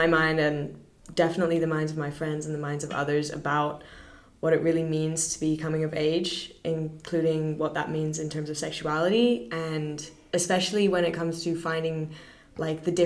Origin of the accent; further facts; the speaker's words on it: Singapore; I'm born and raised in Singapore my entire life